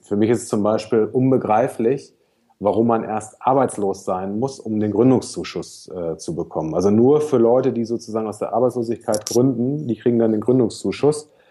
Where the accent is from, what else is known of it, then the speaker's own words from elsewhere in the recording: Germany; moved away as an adult; now in Hamburg, Germany; Ostsee, das ist meine Heimat, nicht gebürtig, aber äh, da habe ich von 12 bis 19 gewohnt, so die wichtigsten Jugendjahre